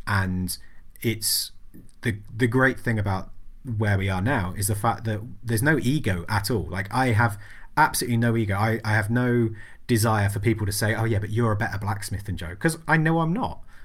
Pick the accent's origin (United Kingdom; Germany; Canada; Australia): United Kingdom; England; berate me about being English